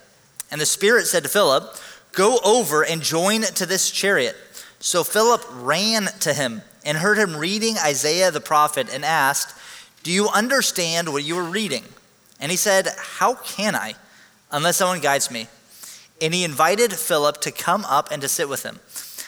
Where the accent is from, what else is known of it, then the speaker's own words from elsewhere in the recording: Hong Kong; I was actually born and raised in Hong Kong. My parents were missionaries.